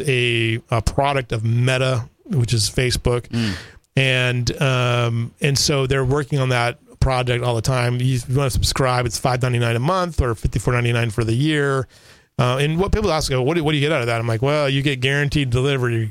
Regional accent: Southern California, United States; now in Kerrville, United States; I grew up in Southern California

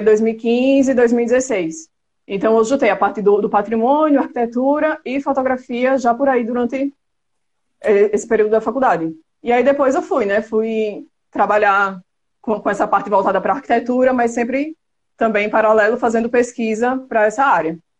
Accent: Penedo, Alagoas, Brazil; also born or lived in Maceió; Eu nasci em Maceió, mas morei em Penedo até os meus 14 anos de idade, então fui criada numa cidade histórica

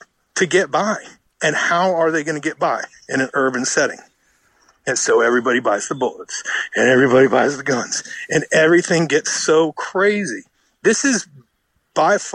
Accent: United States; also born or lived in Richmond, Virginia; I'm American

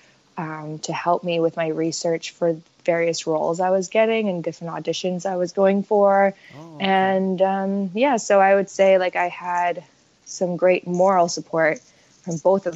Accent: Saskatchewan, Canada; I grew up in Saskatchewan

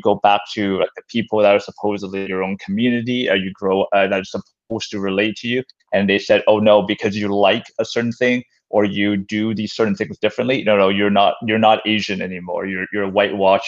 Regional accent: North Vancouver, British Columbia, Canada; I grew up in North Vancouver

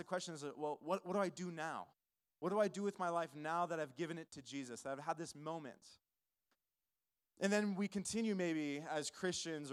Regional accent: California, United States; now in Albuquerque, United States; I'm originally not from New Mexico. I'm originally from California.

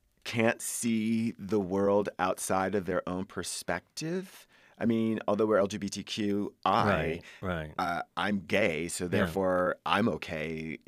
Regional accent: Subic, Central Luzon, Philippines; My dad worked for the Navy. I grew up in Subic.

